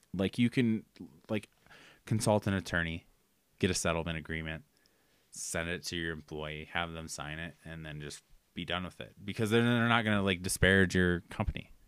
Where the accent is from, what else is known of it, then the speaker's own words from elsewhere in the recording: Austin, Minnesota, United States; I'm from Austin, Minnesota, which is Spamtown, USA